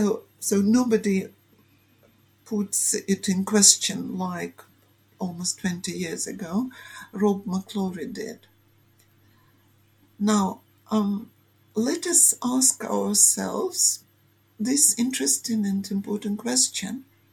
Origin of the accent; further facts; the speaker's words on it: Belarus; English is a second language; also born or lived in Ukraine; ethnically I am a Ukrainian. So, and I grew up in Ukraine till 7 years old, and then my family moved to Belarus. So I never spoke Belarusian, but at school I learned it at least 2 or 3 years.